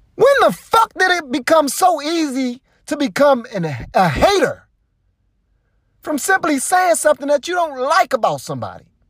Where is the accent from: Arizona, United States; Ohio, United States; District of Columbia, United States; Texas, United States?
District of Columbia, United States; Washington; I ain't from the suburbs. I live in the suburbs now, yeah. I'm, but I'm from Southeast D C